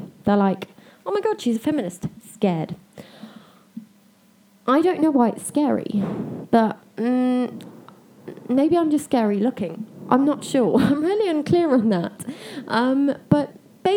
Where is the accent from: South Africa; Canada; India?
South Africa; also born or lived in United Kingdom; I am a South African citizen. I was born here, I grew up here